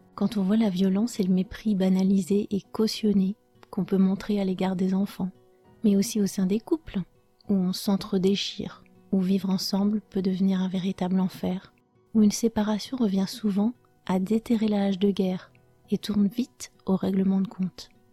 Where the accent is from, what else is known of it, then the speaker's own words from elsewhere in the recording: France; je suis française